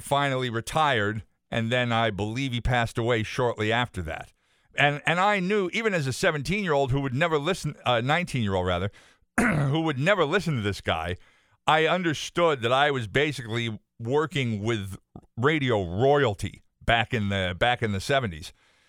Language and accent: English; Enfield, Connecticut, United States; growing up in Enfield